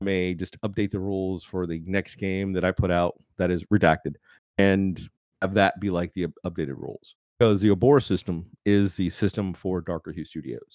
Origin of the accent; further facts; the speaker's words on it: Alabama, United States; growing up in Alabama, I didn't have much money